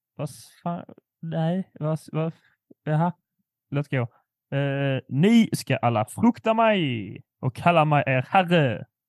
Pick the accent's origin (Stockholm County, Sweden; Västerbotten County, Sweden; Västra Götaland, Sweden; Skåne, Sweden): Skåne, Sweden; min skånska stolthet